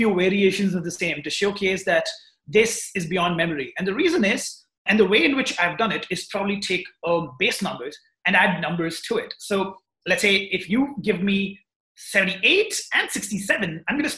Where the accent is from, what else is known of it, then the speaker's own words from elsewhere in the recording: Hyderabad, Telangana, India; I'm from Hyderabad, India, and yes, I'm 20 years old, just out of college.